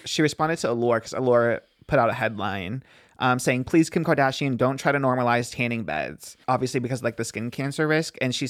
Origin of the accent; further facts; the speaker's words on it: Los Angeles, California, United States; I'm from Woodland Hills, Calabasas adjacent.